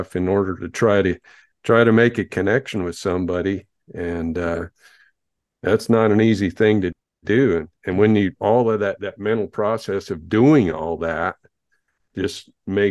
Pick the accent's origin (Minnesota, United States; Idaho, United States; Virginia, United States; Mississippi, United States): Idaho, United States; right here in my hometown